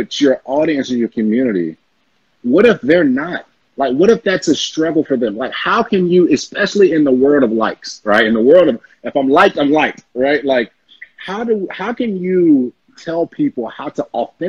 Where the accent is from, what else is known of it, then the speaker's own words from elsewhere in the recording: the South, United States; we're from the South.